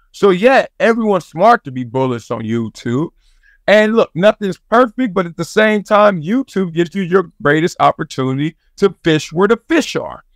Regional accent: Compton, California, United States; I'm from Compton, South Central, all that stuff.

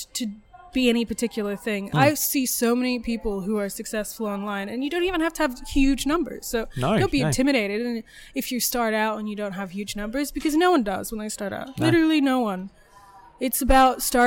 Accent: New Orleans, Louisiana, United States; now in Adelaide, Australia; I grew up in New Orleans.

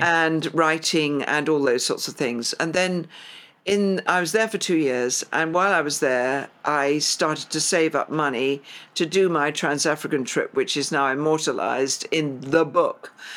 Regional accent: London, United Kingdom; I grew up in Highgate, came here when I was two

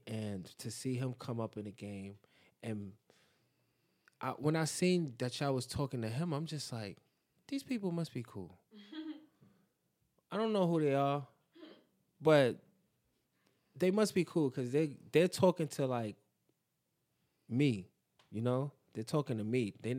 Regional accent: New York, United States; Because I'm from East New York, bro.

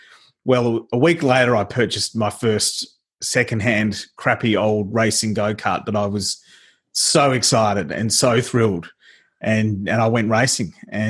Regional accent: Adelaide, South Australia, Australia; I grew up in Adelaide in the eastern suburbs with my mum and dad and my two brothers.

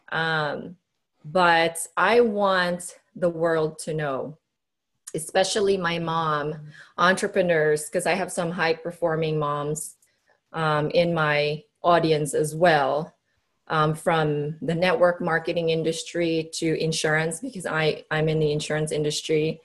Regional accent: Cebu, Central Visayas, Philippines; moved away; I grew up in the Philippines. So okay. in my island, Cebu

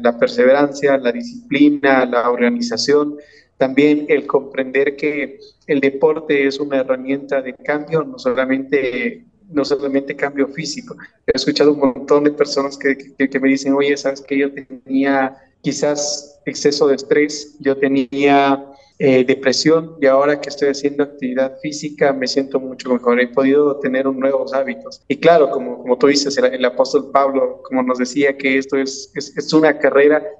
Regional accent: Ecuador; nosotros, los ecuatorianos

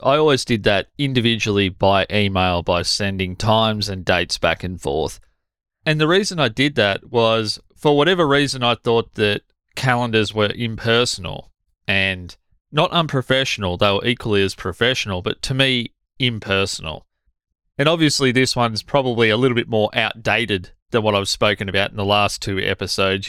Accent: Australia; as an Australian

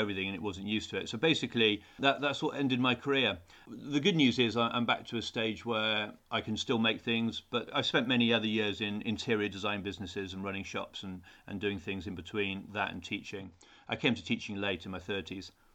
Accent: Newcastle upon Tyne, North East England, United Kingdom; I grew up in Newcastle, so I was used to the, the, the cold weather.

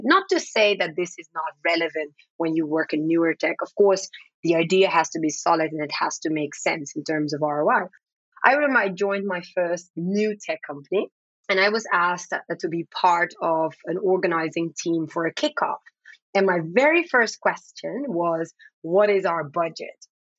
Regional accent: Amsterdam, North Holland, Netherlands; first language Dutch; English is a second language; I'm a Black woman. Dutch is my first language. I would say if you ask me where I'm from, I typically say from Amsterdam. And I've lived across different parts of the world.

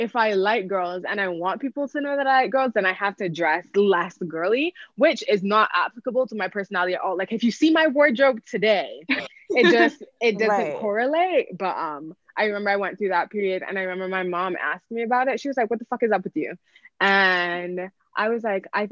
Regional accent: Barbados; I grew up in the Caribbean, I grew up in Barbados

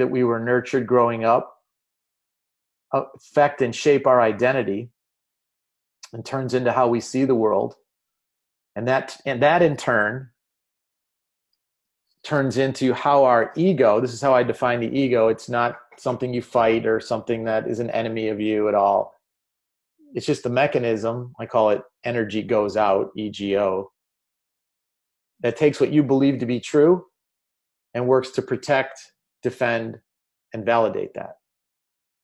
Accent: Chicago, Illinois, United States; I'm from Chicago

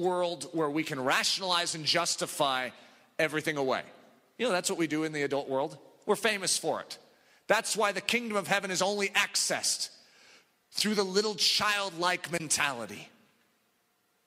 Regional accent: United States; I grew up in America

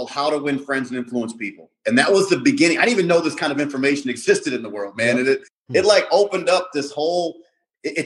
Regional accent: Milwaukee, Wisconsin, United States; also born or lived in Chicago; I grew up in Milwaukee, on the south side of Milwaukee

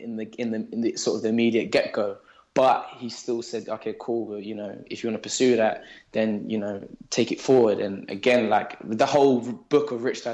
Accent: London, United Kingdom; now in Surrey, United Kingdom; I grew up in Southeast London, and I grew up with my three other cousins and my mum

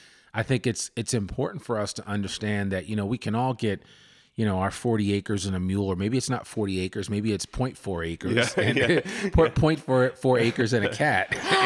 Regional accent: Massachusetts, United States; Like when I came from Massachusetts, Mass, they have a thing called Mass Housing.

